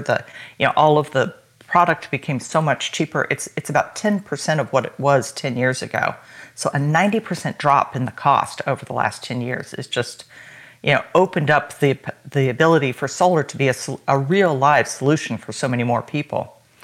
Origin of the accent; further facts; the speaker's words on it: United States; I am American.